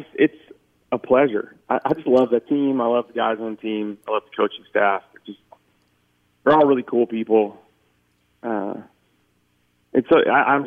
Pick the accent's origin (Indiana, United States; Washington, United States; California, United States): California, United States; Oakland; also born or lived in Boston; I grew up in Oakland.